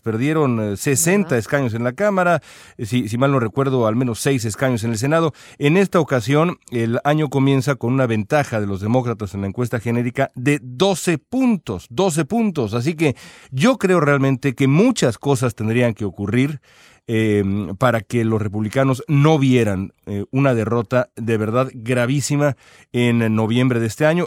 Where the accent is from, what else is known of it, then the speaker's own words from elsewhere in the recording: Mexico; now in Los Angeles, United States; nosotros que somos mexicanos